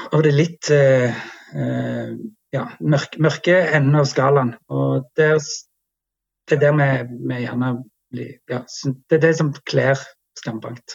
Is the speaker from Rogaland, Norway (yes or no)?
yes; Jæren, Rogaland, Norway; Jæren, som jo er der vi kommer fra og er veldig stolte av.